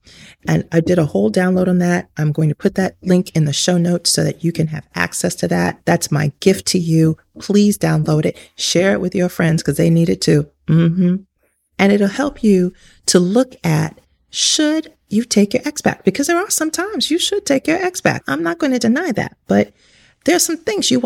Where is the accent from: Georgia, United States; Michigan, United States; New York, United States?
New York, United States; New York City; I grew up in New York City